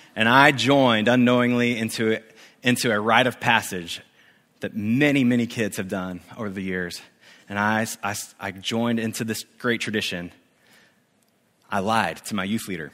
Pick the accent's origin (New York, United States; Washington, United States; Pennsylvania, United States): Washington, United States; Spokane; moved away as an adult; also born or lived in Coeur d'Alene, Idaho / Columbia, South Carolina; now in Santa Barbara, United States; I grew up in Spokane, Washington, and I was an empty hurting high school kid